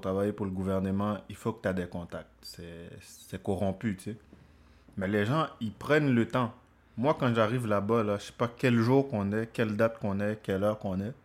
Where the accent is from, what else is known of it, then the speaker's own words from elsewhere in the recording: Haiti; moved away; je suis haïtien, je viens des Caraïbes